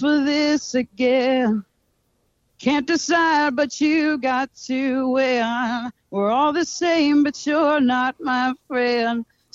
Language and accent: English; Tampa, Florida, United States; I am from Tampa, Florida